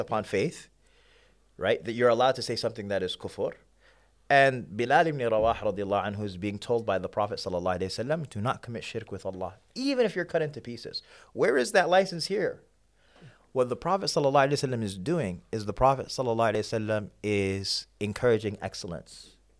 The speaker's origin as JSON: {"language": "English", "region": "New York", "country": "United States", "tie": "born or raised there", "also_born_or_lived": "Sudan / Kenya", "moved": "as an adult", "lives_now": "Houston, United States", "said": "I grew up in New York. That's home. But I moved to Houston a couple of years back."}